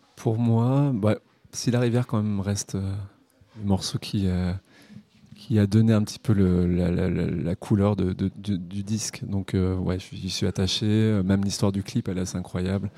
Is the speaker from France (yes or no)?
yes; Olby, Auvergne-Rhône-Alpes, France; j'ai grandi à Olby, à côté du lac Servière